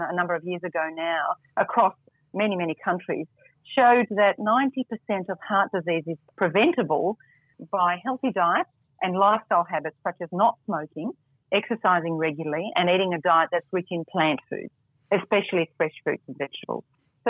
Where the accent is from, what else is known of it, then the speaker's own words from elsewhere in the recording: Melbourne, Victoria, Australia; I'm back in my hometown in Melbourne at the moment.